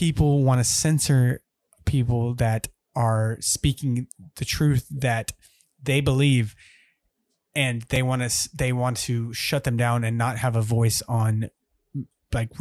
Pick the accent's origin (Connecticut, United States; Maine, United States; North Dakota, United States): North Dakota, United States; Minot; Minot, North Dakota. Yes, I was born in North Dakota.